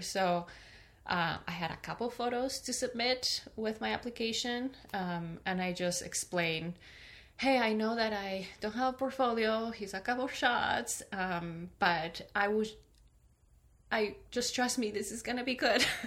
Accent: Peru; also born or lived in California; now in Michigan, United States; I am originally from Peru, uh-huh. and I moved to California. I lived there for ten years, and now I live in Michigan.

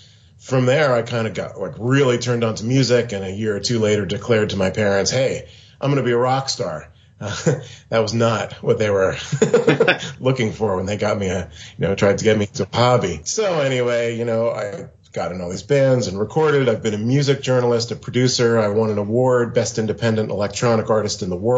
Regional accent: Pennsylvania, United States; now in Seattle, United States; I grew up in Pennsylvania on the east coast of the USA, and now I'm currently in Seattle on the west coast.

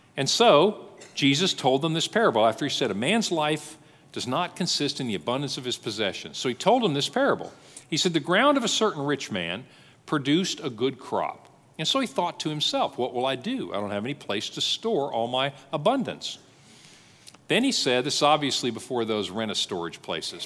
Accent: United States

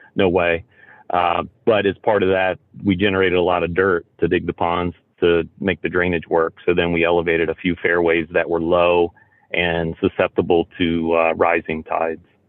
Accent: Roanoke, Virginia, United States; I grew up outside of Roanoke, Virginia

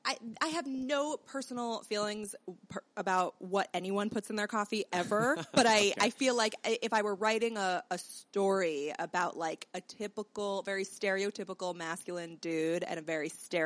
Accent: Teaneck, New Jersey, United States; I'm from Teaneck, New Jersey. Mm-hmm. Jerusalem of America. Very religious. Technically, I think it's one of the most diverse towns in New Jersey, but it's very segregated. So I'm from the, like, insular Jewish part.

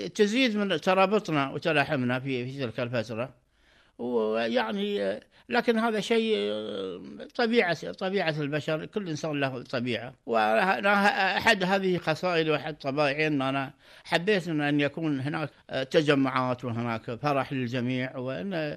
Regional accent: Qatar; انا مواطن قطري

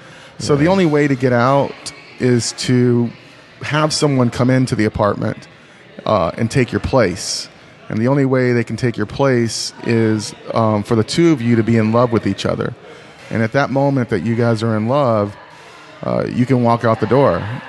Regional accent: North Carolina, United States; also born or lived in Texas; North Carolina.

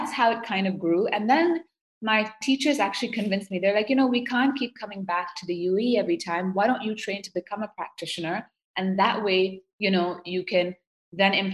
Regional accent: Seoul, South Korea; I grew up in Seoul, South Korea.

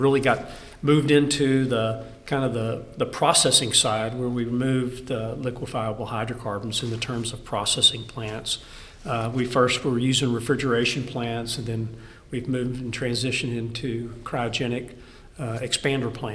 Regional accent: Texas, United States; also born or lived in Colorado / Louisiana; I'm born Texan. I'll always be a Texan.

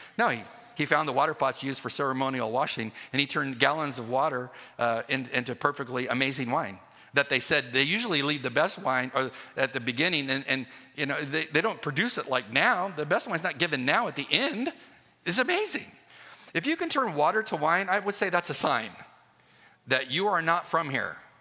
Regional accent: United States; moved away; I grew up on the uh, border of Mexico

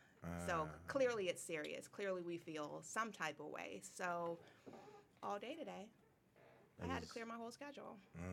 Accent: Florida, United States; Florida girl, born and raised.

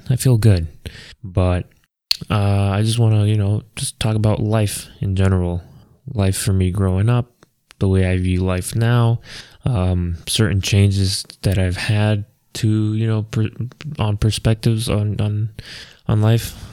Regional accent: Maryland, United States; we moved down to Maryland. And like I said, that's where I grew up

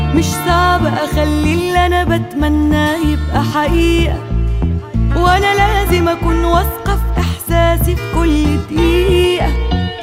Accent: Jordan; احنا كشباب اردني

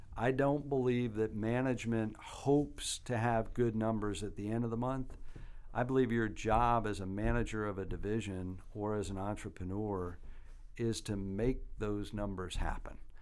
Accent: Albany, New York, United States; also born or lived in Rochester, New York; now in Athens, United States; my hometown of Albany, New York

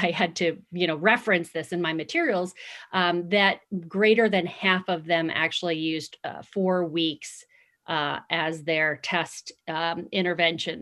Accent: Long Island, New York, United States; moved away as an adult; now in Arizona, United States; I'm also from Long Island

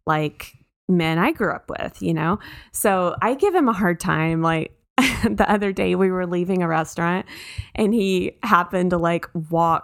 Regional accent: Texas, United States; I grew up in Texas

